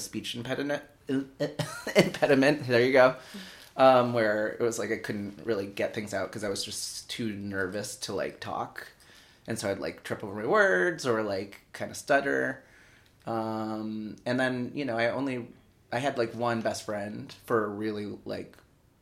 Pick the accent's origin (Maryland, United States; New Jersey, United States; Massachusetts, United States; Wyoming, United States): Massachusetts, United States; Springfield; moved away as an adult; also born or lived in Colombia / San Francisco; now in New York City, United States; I grew up in Western Massachusetts. I was adopted originally from Columbia, and then grew up in Western Mass in Springfield